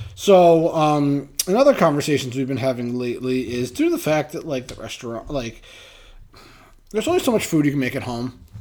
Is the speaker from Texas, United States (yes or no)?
no; Massachusetts, United States; I grew up in Massachusetts